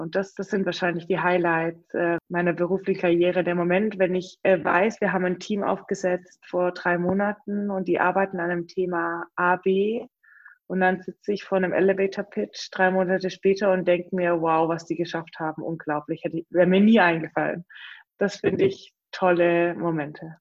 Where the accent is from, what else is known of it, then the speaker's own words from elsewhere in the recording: Stuttgart region, Baden-Württemberg, Germany; ich komme ja aus Stuttgarter Region